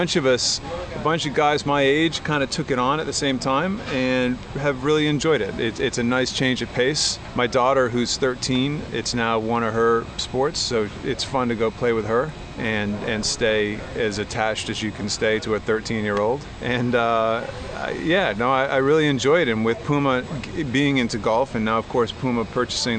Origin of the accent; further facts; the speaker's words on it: Seekonk, Massachusetts, United States; also born or lived in Barrington, Rhode Island; now in Newport, United States; I grew up in Seekonk